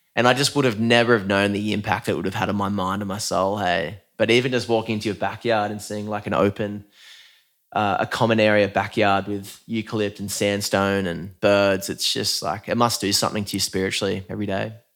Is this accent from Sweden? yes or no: no; Newcastle, New South Wales, Australia; I'm from Newcastle, like, the south end of Newcastle, grew up on Lake Macquarie